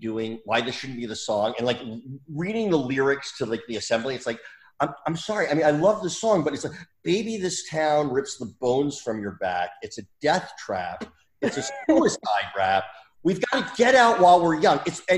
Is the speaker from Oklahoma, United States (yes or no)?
no; New Jersey, United States; There was a very funny moment when I was growing up in New Jersey. I'm from Jersey